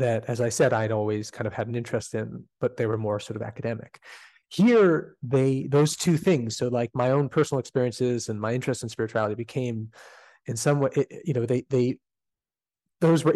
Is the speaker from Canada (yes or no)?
yes; Canada; despite being Canadian